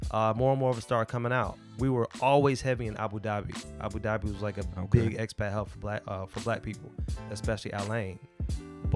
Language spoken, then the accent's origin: English; Florida, United States; moved away as an adult; also born or lived in Atlanta, Georgia; now in Dubai, United Arab Emirates; I grew up adult-wise in Atlanta. I'm from Florida.